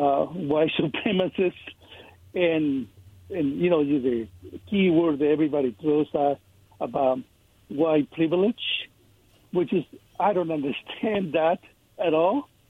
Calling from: Kennewick, Washington, United States; This is … from Kennewick.

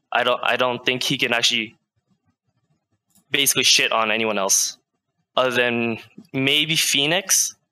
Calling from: Vancouver, British Columbia, Canada; Hi, I'm calling from Vancouver, BC.

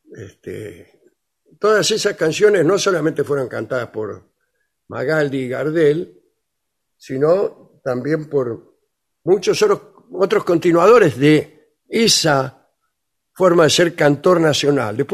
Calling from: Luján, Buenos Aires Province, Argentina; Buenas, buenas … de Luján.

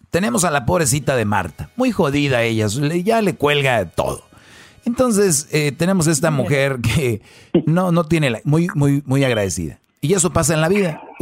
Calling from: Beachwood, New Jersey, United States; Ah, le estoy llamando de Beachwood, New Jersey.

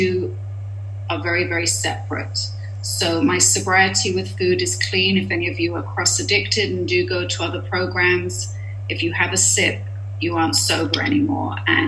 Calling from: Los Angeles, California, United States; I'm a compulsive overeater, and I am here from Los Angeles.

